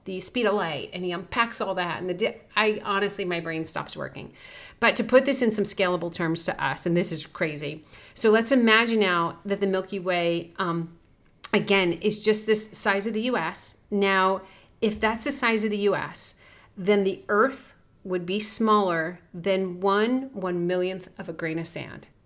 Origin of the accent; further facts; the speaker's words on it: New Jersey, United States; I grew up in Jersey